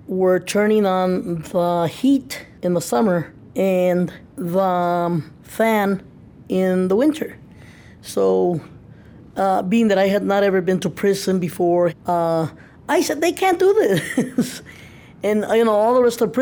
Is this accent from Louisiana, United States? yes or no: no; El Paso, Texas, United States; moved away; I'm originally from El Paso, Texas